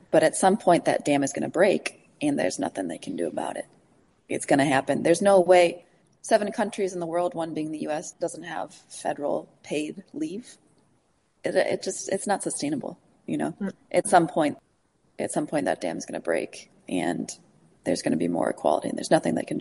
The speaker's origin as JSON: {"language": "English", "town": "Chicago", "region": "Illinois", "country": "United States", "said": "I'm from Chicago, so my parents are there"}